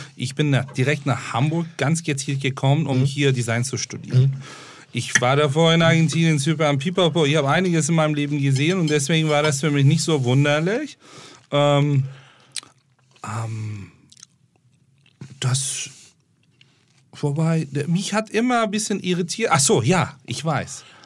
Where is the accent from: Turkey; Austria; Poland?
Turkey; Istanbul; German is a second language; now in Germany; Ich bin in Istanbul aufgewachsen